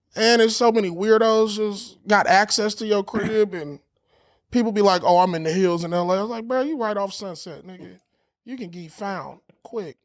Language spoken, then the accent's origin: English; Los Angeles, California, United States; I'm from L